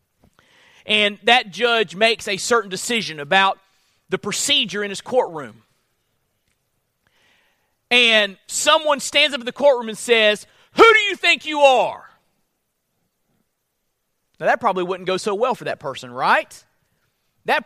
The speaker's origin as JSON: {"language": "English", "region": "Florida", "country": "United States", "said": "I'm from Florida"}